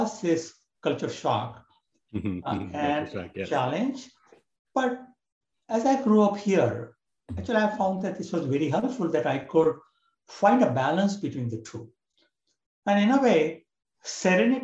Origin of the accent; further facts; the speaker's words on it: India; moved away as an adult; now in United States; I was born and brought up in India